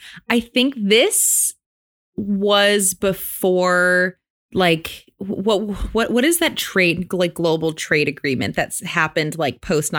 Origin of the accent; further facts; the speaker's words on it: Midwest, United States; as a Midwesterner